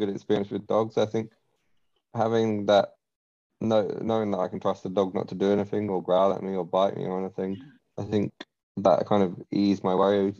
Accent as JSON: {"language": "English", "region": "London", "country": "United Kingdom", "moved": "as an adult", "said": "because I'm originally from London, I moved here to live with my partner"}